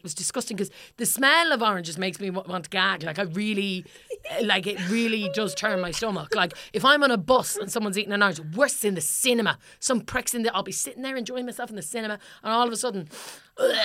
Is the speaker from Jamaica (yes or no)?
no; Ireland; now in London, United Kingdom; I'm Irish